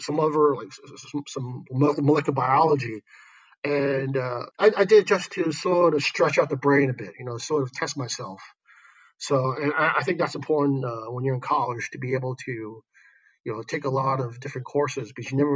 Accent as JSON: {"language": "English", "town": "New York City", "region": "New York", "country": "United States", "tie": "born or raised there", "moved": "as an adult", "lives_now": "Shanghai, China", "said": "I grew up in Brooklyn, New York, and Williamsburg, actually, before it became this hipster place"}